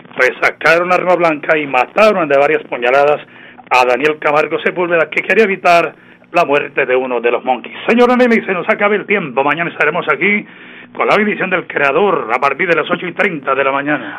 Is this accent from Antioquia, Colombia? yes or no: no; El Páramo, Santander, Colombia; si somos de provincia, yo soy del Páramo de la Salud, allá donde está la Virgencita de la Salud